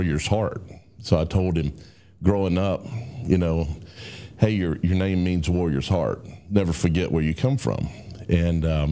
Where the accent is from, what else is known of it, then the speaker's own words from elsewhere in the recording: Tuscaloosa, Alabama, United States; I grew up in Tuscaloosa, born and raised in Tuscaloosa